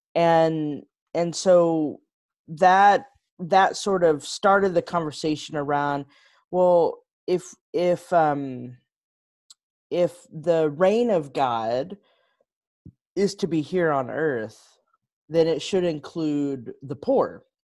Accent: Texas, United States; moved away as an adult; also born or lived in Chicago; I grew up in Texas

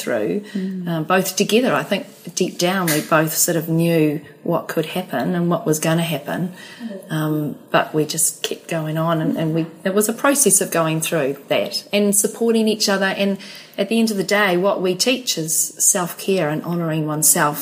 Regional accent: New Zealand; also born or lived in Australia; I'm a Kiwi

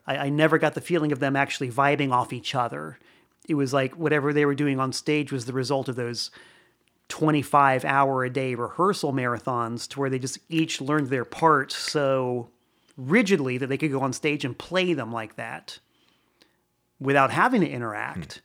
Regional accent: Florida, United States; now in Danbury, United States; I'm originally from Florida

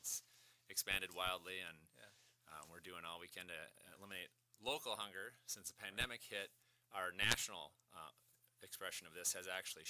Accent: Midwest, United States; also born or lived in northern Minnesota; we actually, my wife and I grew up in the Midwest

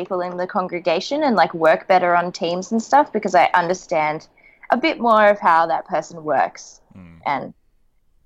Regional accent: Australia; the church that I grew up in Australia was a split church

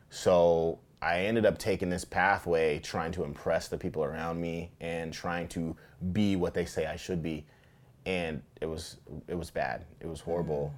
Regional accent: Tacoma, Washington, United States; I grew up fishing here in Tacoma

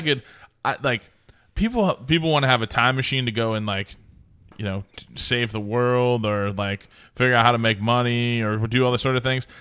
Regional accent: Oregon, United States; moved away; also born or lived in Montana; I'm from Oregon

